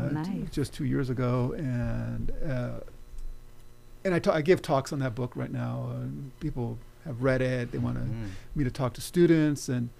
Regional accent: Oxnard, California, United States; Born and raised in Oxnard.

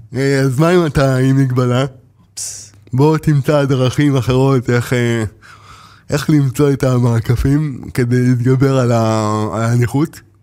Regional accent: Ashkelon, Southern District, Israel; גדלתי באשקלון, ב- אני יליד, אה, בית חולים ברזילי

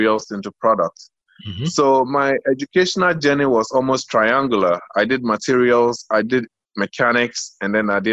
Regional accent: Accra, Greater Accra, Ghana; moved away as an adult; also born or lived in United States; I was born in East Lagos when it was still called Baoleshi. I still prefer to say my hometown is Baoleshi

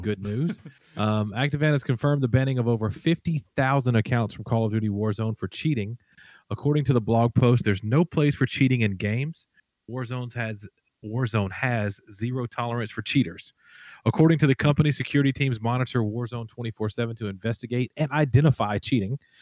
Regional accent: Alabama, United States; I'm from Alabama.

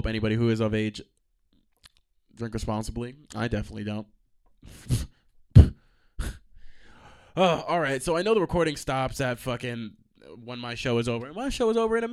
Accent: New York, United States; I'm from New York

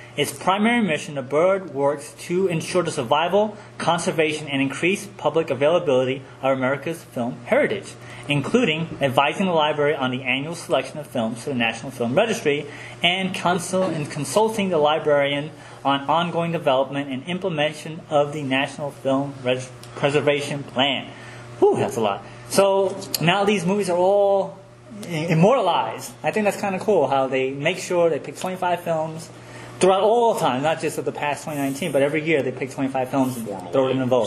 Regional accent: New York City, New York, United States; as a New Yorker

